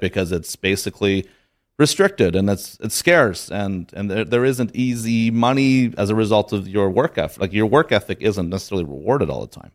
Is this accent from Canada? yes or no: yes; Canada; I'm from Canada